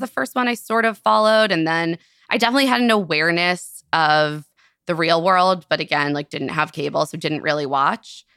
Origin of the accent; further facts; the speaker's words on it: Silver Spring, Maryland, United States; I grew up in Silver Spring, Maryland.